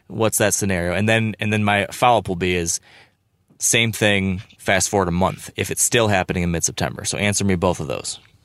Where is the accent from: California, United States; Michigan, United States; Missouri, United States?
Michigan, United States; my home state in Michigan